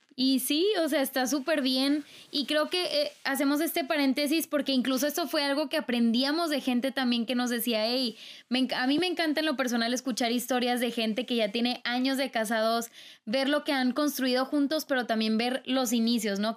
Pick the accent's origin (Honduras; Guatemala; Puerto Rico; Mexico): Mexico; yo soy de cultura mexicana